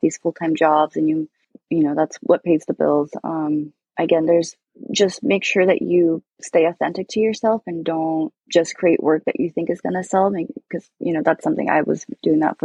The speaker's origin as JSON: {"language": "English", "region": "Alaska", "country": "United States", "tie": "born or raised there", "moved": "yes", "lives_now": "Seattle, United States", "said": "growing up in Alaska, it was so beautiful in the wilderness there."}